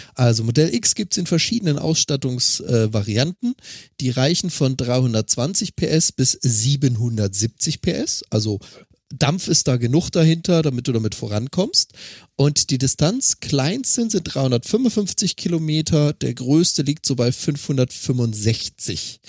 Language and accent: German; Freiburg im Breisgau, Baden-Württemberg, Germany; meine Heimatstadt Freiburg im Breisgau